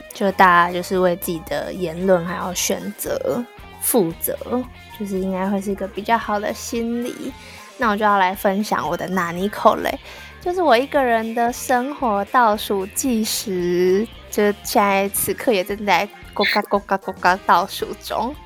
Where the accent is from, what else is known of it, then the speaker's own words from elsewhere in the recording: Taipei, Taiwan; moved away as an adult; now in Busan, South Korea; 我是台北人是一件很幸运的事情